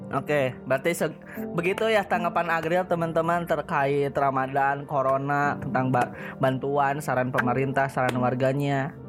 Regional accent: West Java, Indonesia; Nek eh, gue Sunda ya.

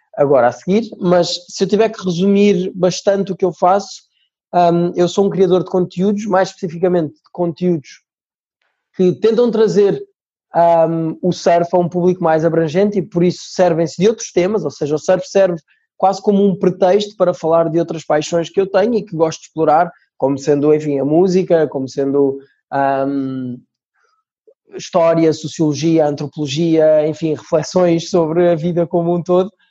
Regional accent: Portugal; accent: Portuguese (also Brazilian at home); also born or lived in Brazil; Vou, vou tentar manter-me fiel aqui ao sotaque português

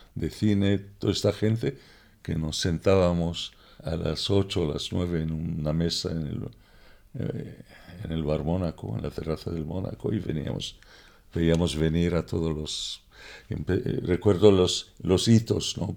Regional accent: Alexandria, Alexandria Governorate, Egypt; also born or lived in London, United Kingdom / Ibiza, Spain; now in Mallorca, Spain; Nací en 1943 en Alejandría.

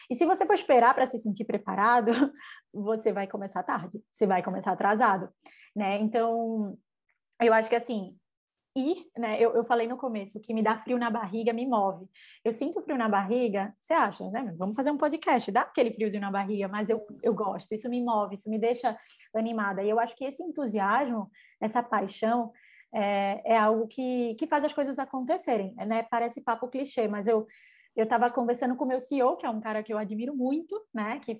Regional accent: Northeast Region, Brazil; eu sendo nordestina, por mais que, né, eu tô aqui, minha equipe tá toda em São Paulo

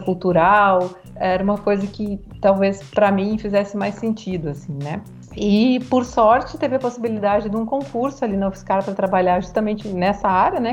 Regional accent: Porto Alegre, Rio Grande do Sul, Brazil; moved away as an adult; now in São Carlos, Brazil; Eu sou natural de Porto Alegre, do Rio Grande do Sul

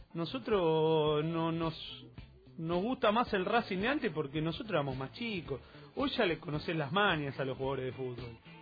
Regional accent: Avellaneda, Buenos Aires Province, Argentina; soy Avellaneda

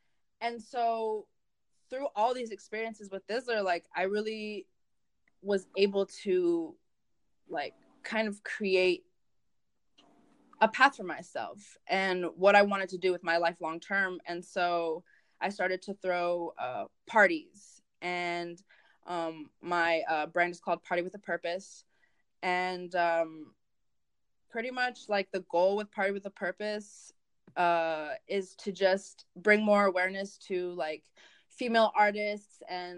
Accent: Santa Monica, California, United States; born there; first language Spanish; English is a second language; also born or lived in Mexico City / Michigan; I was born in Santa Monica, you know, I've lived in Mexico City, I'm half Mexican, Spanish is my first language, like, I lived in Michigan for 6 years

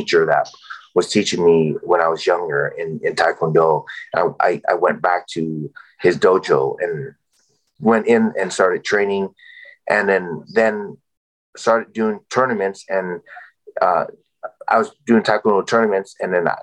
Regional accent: San Jose, California, United States; also born or lived in Vietnam; San Jose State, where I, you know, my hometown

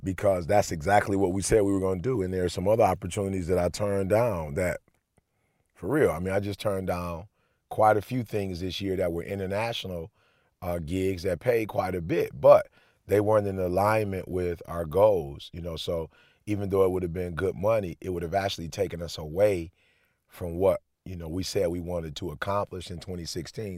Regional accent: Alabama, United States; now in Michigan, United States; I went to Oakwood, so I grew up in Alabama

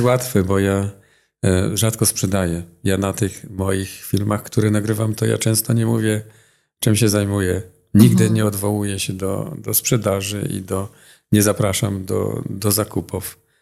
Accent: Silesian Voivodeship, Poland; accent: Silesian; Jako Ślązak mam jakieś jeszcze i akcent

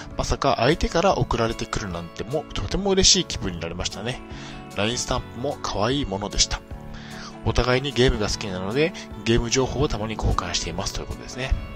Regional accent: Niigata, Japan; moved away; also born or lived in Tokyo; 地元新潟の精神病院

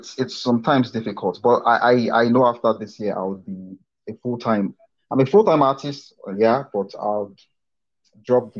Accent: Nigeria; we are from Nigeria. Education is cheap

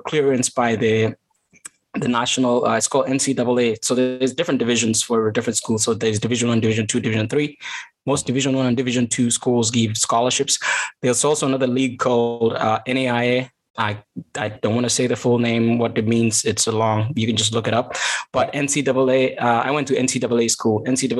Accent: Kaptagat, Elgeyo-Marakwet County, Kenya; moved away as an adult; also born or lived in Eldoret; now in United States; I grew up in Kaptagat

